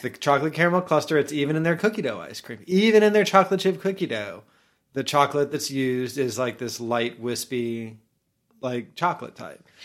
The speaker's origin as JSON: {"language": "English", "town": "Orlando", "region": "Florida", "country": "United States", "tie": "born or raised there", "said": "when I was young, I grew up in Orlando"}